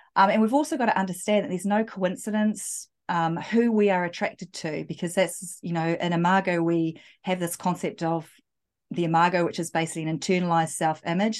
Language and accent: English; New Zealand; I am, yeah, from, from New Zealand